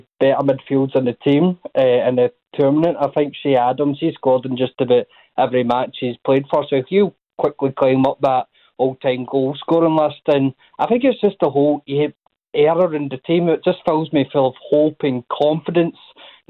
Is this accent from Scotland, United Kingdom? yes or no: yes; Scotland, United Kingdom; I know we are Scottish